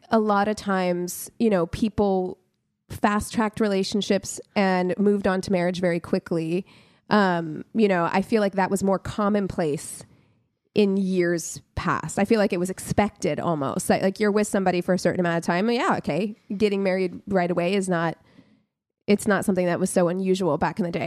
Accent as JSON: {"language": "English", "town": "Las Vegas", "region": "Nevada", "country": "United States", "tie": "born or raised there", "said": "I grew up in Las Vegas"}